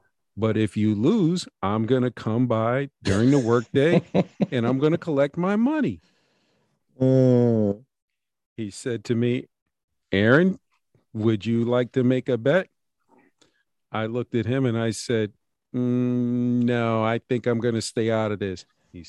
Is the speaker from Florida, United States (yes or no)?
no; Connecticut, United States; I'm happy that UConn is in there, home state